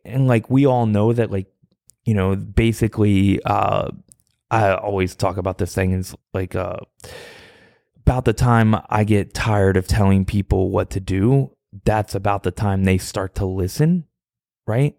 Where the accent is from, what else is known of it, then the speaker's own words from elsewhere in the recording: Virginia, United States; I'm from Virginia